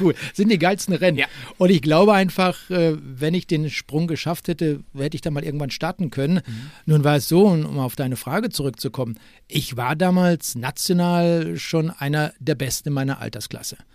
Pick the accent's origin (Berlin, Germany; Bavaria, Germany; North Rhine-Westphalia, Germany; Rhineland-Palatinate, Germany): North Rhine-Westphalia, Germany; Bochum; moved away; also born or lived in Freiburg; ich bin in Wattenscheid geboren und nicht in Bochum